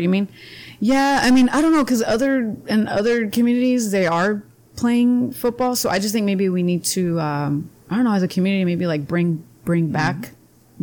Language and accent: English; Imperial, California, United States; also born or lived in Calexico, California / Spain; We moved to Imperial with my mom and my dad. And so I grew up in Imperial.